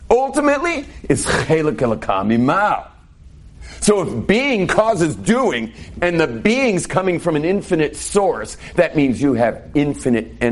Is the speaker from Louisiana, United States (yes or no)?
no; California, United States; born there; may realize from my English that I wasn't raised exactly like you. Without going into detail, but I was born in California and I have a very different background.